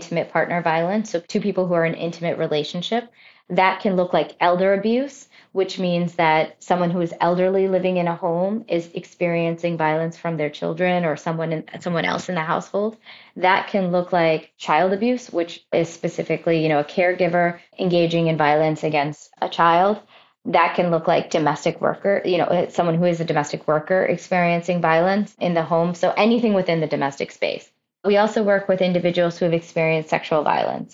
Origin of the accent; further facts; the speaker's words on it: New Jersey, United States; I was born and raised in New Jersey